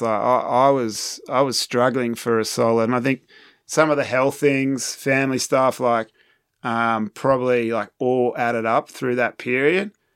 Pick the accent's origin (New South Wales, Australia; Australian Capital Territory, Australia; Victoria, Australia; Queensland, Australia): New South Wales, Australia; Manly; moved away as an adult; also born or lived in United Kingdom; now in France; my hometown in Manly